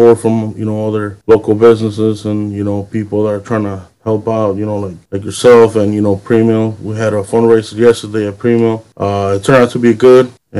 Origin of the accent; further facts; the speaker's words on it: Aurora, Illinois, United States; I'm from Aurora.